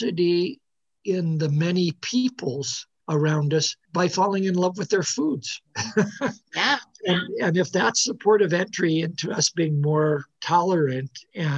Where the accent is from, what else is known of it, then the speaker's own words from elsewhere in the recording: Midwest, United States; moved away; I grew up in the 1950s in the Midwest